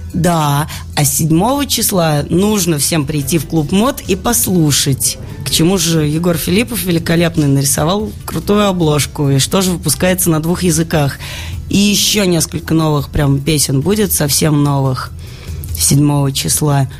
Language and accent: Russian; Saint Petersburg, Russia; moved away as an adult; now in Moscow, Russia; родной Петербург